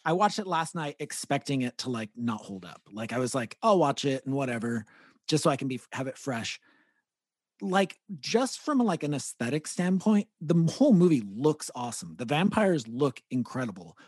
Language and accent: English; Gilroy, California, United States; we grew up in Gilroy